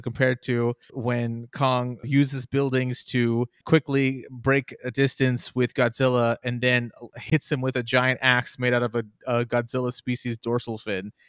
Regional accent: Texas, United States; I'm from Texas

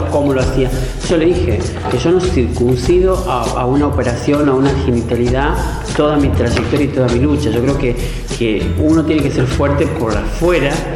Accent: Santa Fe, Argentina; moved away; Haberme vuelto en el 2010 a mi provincia

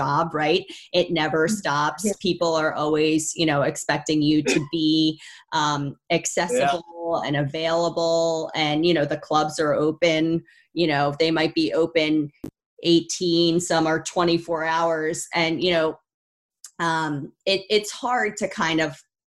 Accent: New York, United States; moved away; I'm from New York

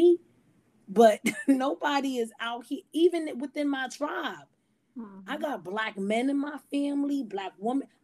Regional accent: United States; I'm an American Black

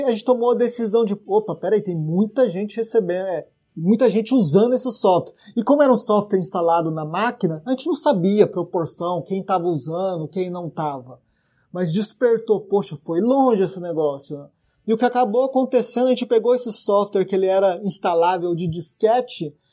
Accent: Dourados, Mato Grosso do Sul, Brazil; now in São Paulo, Brazil; eu sou sumatogrossense, né? Sou natural de Dourados. É, 1.600 quilômetros aqui de São Paulo.

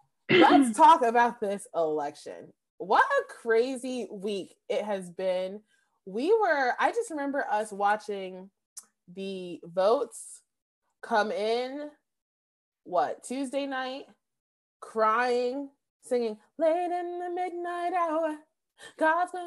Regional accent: Flint, Michigan, United States; moved away; also born or lived in Dayton, Ohio; I'm actually from Flint

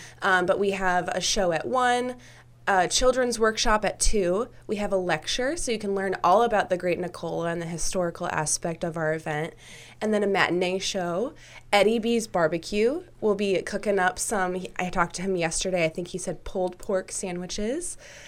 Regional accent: Gurnee, Illinois, United States; also born or lived in Monmouth, Illinois; So I grew up in Gurnee, Illinois, which is a suburb of Chicago.

